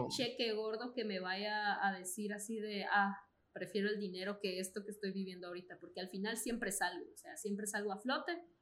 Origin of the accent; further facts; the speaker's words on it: Guatemala; soy guatemalteca